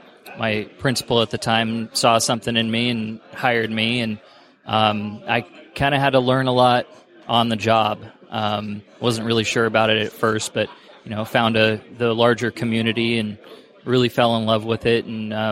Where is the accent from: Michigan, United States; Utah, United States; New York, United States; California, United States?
California, United States; Walnut Creek; Walnut Creek, California.